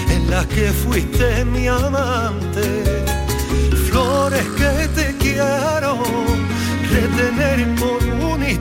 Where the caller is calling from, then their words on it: Doña Mencía, Andalusia, Spain; Buenas tardes … de Doña Mencía.